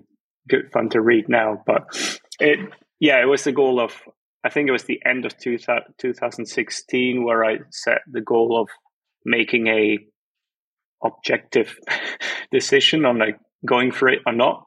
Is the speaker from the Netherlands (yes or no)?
yes; Netherlands; moved away as an adult; now in Germany; I'm from the Netherlands. I've been living in Germany for a while now